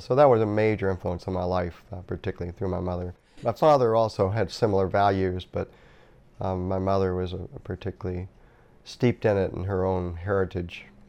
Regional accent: Norfolk, Virginia, United States; moved away as an adult; I was born in nineteen forty-five and grew up in Norfolk, Virginia. That was my hometown

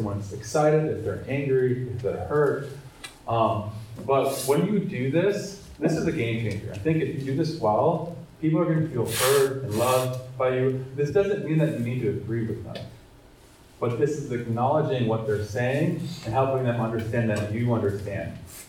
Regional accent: Minnesota, United States; I'm also from Minnesota.

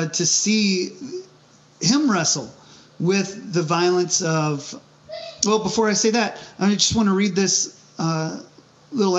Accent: United States; as an American, as a veteran, of the military

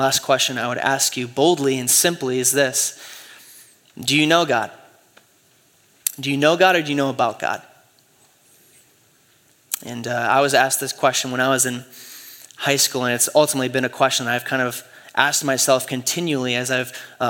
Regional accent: Michigan, United States; Man, I grew up in West Michigan. And so everyone in West Michigan is a Christian, right?

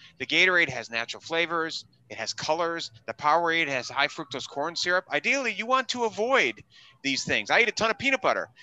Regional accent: Wisconsin, United States; also born or lived in New York City / Southern California; now in Orange County, United States; I grew up in Wisconsin

